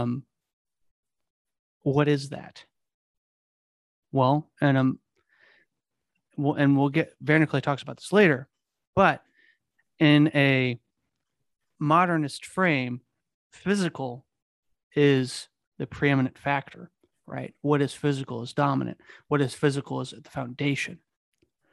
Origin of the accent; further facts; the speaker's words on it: Kansas City, Missouri, United States; I'm from Kansas City. I live in Missouri.